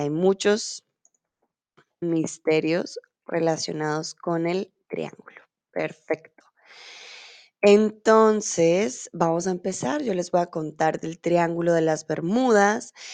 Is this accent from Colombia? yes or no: yes; Colombia; now in Germany; soy de Colombia, vivo en Alemania